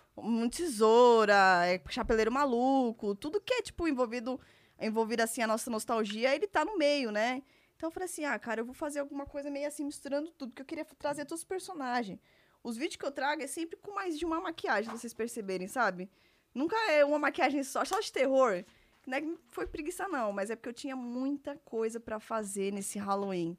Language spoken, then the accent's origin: Portuguese; São Paulo, Brazil; Eu sou de São Paulo, é, nasci e que fui criada aqui até então